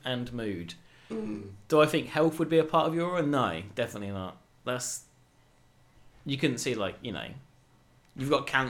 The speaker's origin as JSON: {"language": "English", "town": "Bury St Edmunds", "region": "East of England", "country": "United Kingdom", "tie": "born or raised there"}